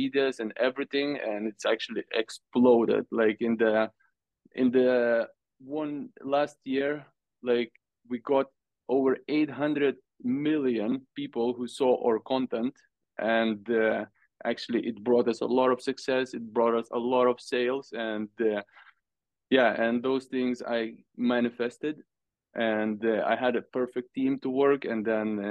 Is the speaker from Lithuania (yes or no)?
yes; Lithuania; now in Sweden; I am from Lithuania, but I live in Sweden.